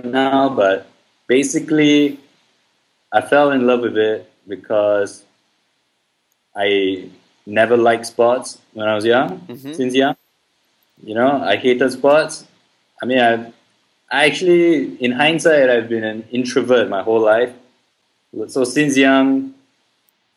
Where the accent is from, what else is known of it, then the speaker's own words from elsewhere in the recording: Singapore; I'm from Singapore.